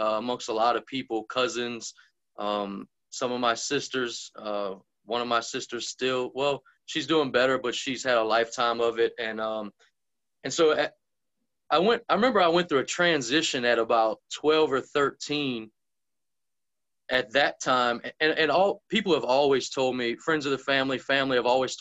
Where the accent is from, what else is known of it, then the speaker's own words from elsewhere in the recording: Lake Pontchartrain, South Louisiana, United States; growing up in South Louisiana, all around Lake Pontchartrain area. So if somebody asks me where I'm from, I'll probably just tell them I'm from Lake Pontchartrain